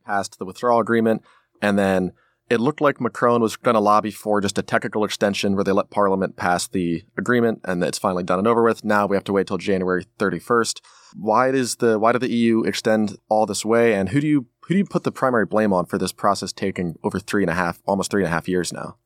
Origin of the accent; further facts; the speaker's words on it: United States; as an American outside observer